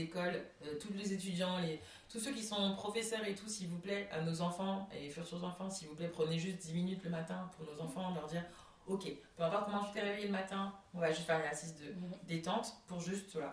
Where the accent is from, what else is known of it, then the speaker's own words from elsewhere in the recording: Comoros; je suis comorienne